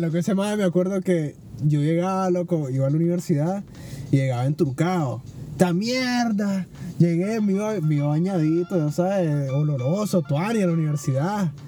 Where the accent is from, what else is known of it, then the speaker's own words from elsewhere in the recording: Nicaragua; como todo nicaragüense